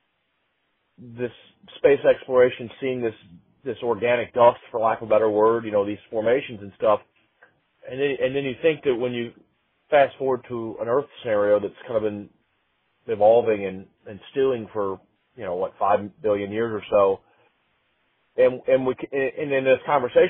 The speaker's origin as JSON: {"language": "English", "country": "United States", "said": "the life that I've lived, you know, as an American, as mostly a suburban / urban American"}